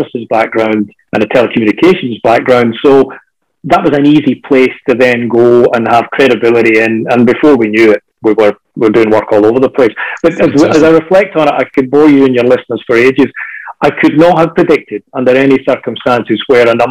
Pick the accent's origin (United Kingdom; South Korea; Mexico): United Kingdom; Scotland; now in Australia; as a Scotsman